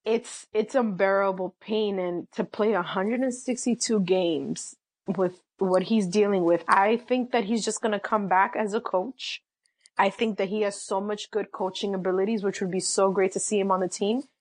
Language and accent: English; New York City, New York, United States; I am a proud New Yorker, born and raised in the city